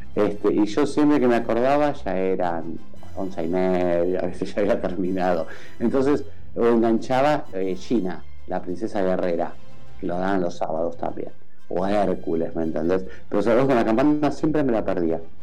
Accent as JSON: {"language": "Spanish", "country": "Argentina", "said": "de los argentinos, de Argentina"}